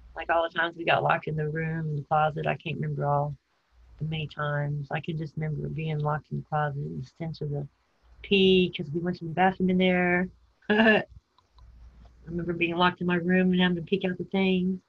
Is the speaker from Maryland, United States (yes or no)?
no; San Antonio, Texas, United States; also born or lived in Houston, Texas / Arizona / Portland, Texas; I think mostly San Antonio until I was 11, in Houston after